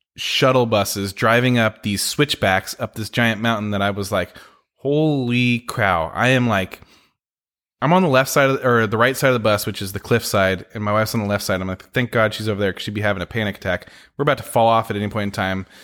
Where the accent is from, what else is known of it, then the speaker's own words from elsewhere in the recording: San Francisco, California, United States; now in Oregon, United States; I grew up in San Francisco